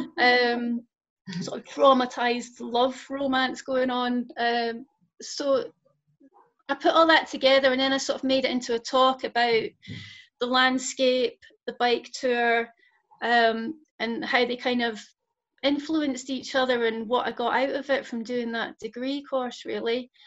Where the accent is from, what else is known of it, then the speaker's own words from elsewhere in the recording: Scotland, United Kingdom; also born or lived in London / Bristol; now in Lancaster, United Kingdom; I'm originally from Scotland, but um, I've lived in London and Bristol, and now I'm up in Lancaster